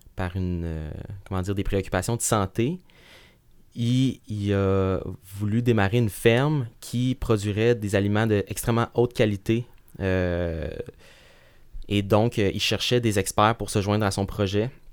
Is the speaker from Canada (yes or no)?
yes; Laval, Quebec, Canada; also born or lived in Sherbrooke; je suis né euh, à Sherbrooke, qu'on euh, pourrait qualifier comme une, ville euh, qui de, grande, moyenne taille. Puis, mais j'ai été élevé principalement à la banlieue, en banlieue à Laval